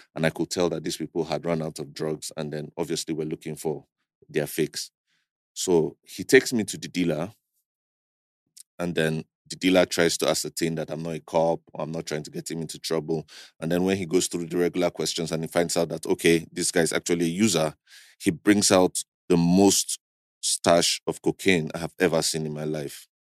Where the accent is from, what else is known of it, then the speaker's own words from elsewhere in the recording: Kaduna State, Nigeria; also born or lived in Abuja; I was born in Kaduna State to Christian family